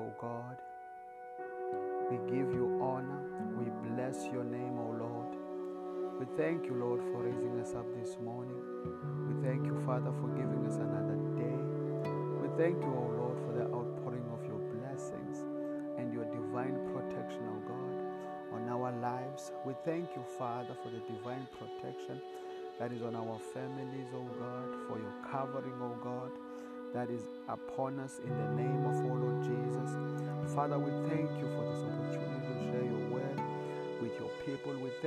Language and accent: English; South Africa; I come from South Africa